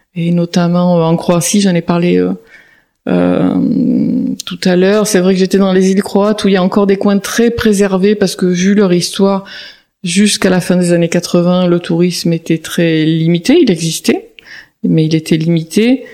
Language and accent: French; Marseille, Provence-Alpes-Côte d'Azur, France; j'ai grandi à Marseille